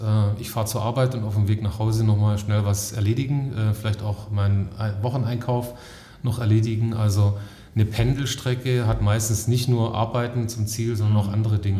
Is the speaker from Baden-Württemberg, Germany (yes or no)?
yes; Stuttgart area, Baden-Württemberg, Germany; Ich komme aus der Heimat, also ähm, Stuttgarter Raum